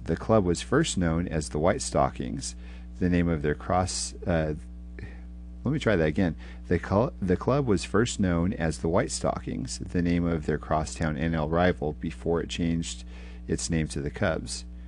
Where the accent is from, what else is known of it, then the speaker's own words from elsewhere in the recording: Houston, Texas, United States; here in my hometown